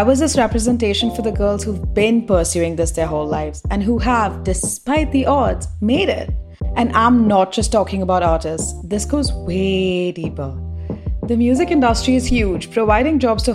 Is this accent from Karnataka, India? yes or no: no; Mumbai, Maharashtra, India; now in London, United Kingdom; I grew up in Mumbai and I live in London now.